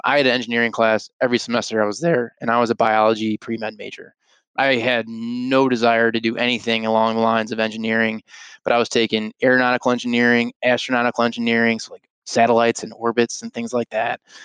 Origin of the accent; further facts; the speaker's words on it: Arlington Heights, Illinois, United States; also born or lived in Colorado; I grew up in Arlington Heights, Illinois, just northwest of here